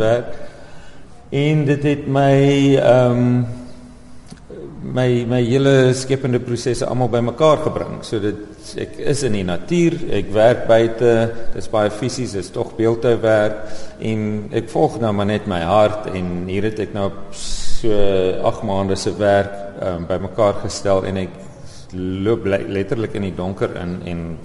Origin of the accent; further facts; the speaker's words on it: Oudtshoorn, Western Cape, South Africa; moved away as an adult; also born or lived in Overberg, Baardskeerdersbos; now in Baardskeerdersbos, South Africa; Ek is egter gebore op Oudtshoorn en hier skool gegaan en lank gewoon.